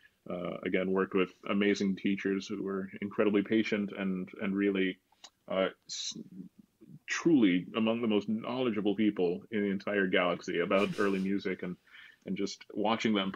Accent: Williamsport, Pennsylvania, United States; my hometown of Williamsport, Pennsylvania

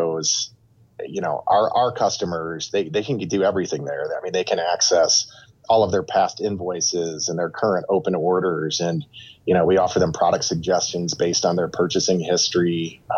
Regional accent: Toledo, Ohio, United States; growing up in the Toledo area, we're just, you know, 10 minutes from the Michigan border

